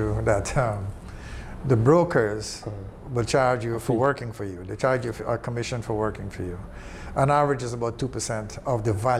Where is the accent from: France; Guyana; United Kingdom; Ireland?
Guyana; my home country, Guyana.